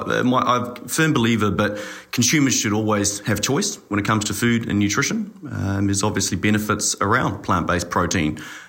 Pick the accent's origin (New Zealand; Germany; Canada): New Zealand; Auckland; moved away as an adult; also born or lived in Dunedin, New Zealand / Amsterdam, Netherlands / Chicago, United States; now in Singapore; So I'm a New Zealander by birth, raised in Auckland and an Otago University grad